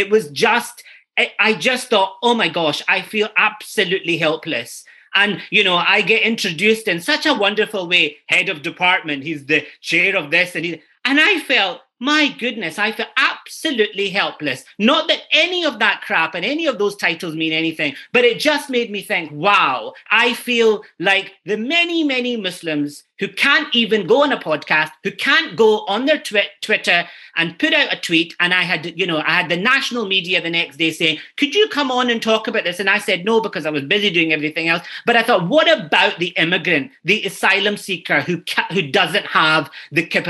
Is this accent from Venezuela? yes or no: no; Glasgow, Scotland, United Kingdom; now in Ireland; I grew up in Toonheed in Glasgow.